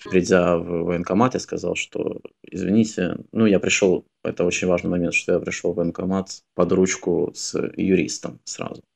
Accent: Russia; все мы воспитывались в России

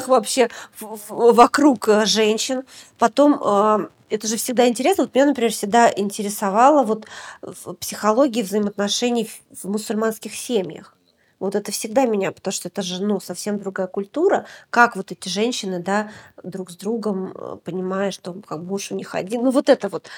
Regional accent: Deputatsky, Sakha Republic, Russia; moved away; я родилась в Якутии. Я родилась в маленьком поселке практически на берегу Северного Ледовитого океана. Он называется Депутатский.

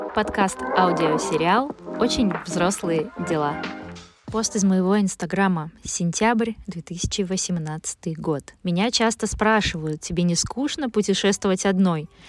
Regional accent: Vyborg, Leningrad Oblast, Russia; родилась и жила все детство в Выборге

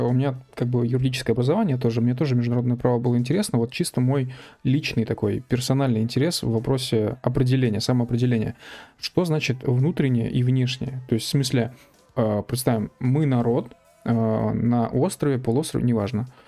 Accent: Ussuriysk, Primorsky Krai, Russia; Я из Уссурийска, в группе у меня были ребята из Дальнего Востока, Сибири и две чешки.

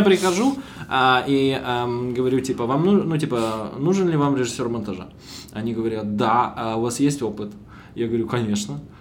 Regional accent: Bila Tserkva, Kyiv Oblast, Ukraine; moved away; я из Белой Церкви, из-под Киева

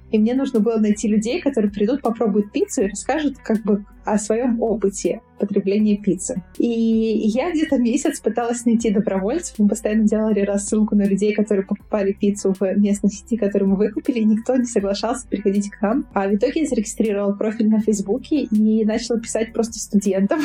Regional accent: Moldova; Я молдаванка. У меня молдавское гражданство

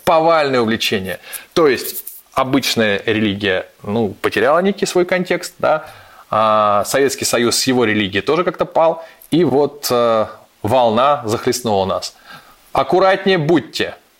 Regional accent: Saint Petersburg, Russia; now in Moscow, Russia; Я петербуржец, для меня патриарши пруды являются все-таки новым местом проживания

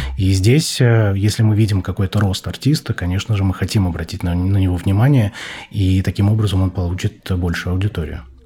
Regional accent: Magnitogorsk, Chelyabinsk Oblast, Russia; я родился в Магнитогорске

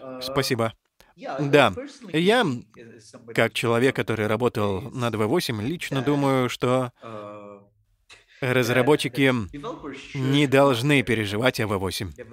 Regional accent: India

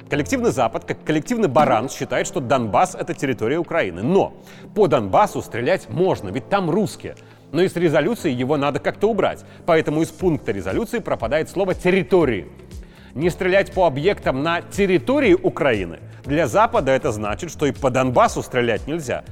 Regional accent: Belarus

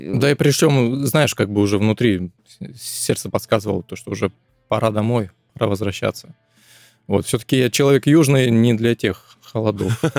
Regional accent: Krasnodar, Krasnodar Krai, Russia; с Краснодара

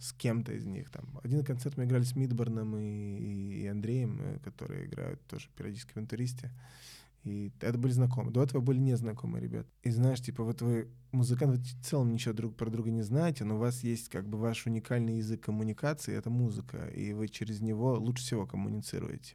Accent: Belgrade, Central Serbia, Serbia; moved away; я из Белграда

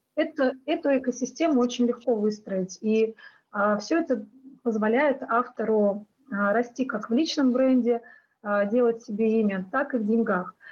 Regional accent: Russia; что я из России

